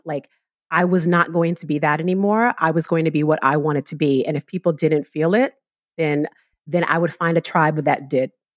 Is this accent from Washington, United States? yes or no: no; New York City, New York, United States; I grew up in the South Bronx in a, you know, West Indian Caribbean neighborhood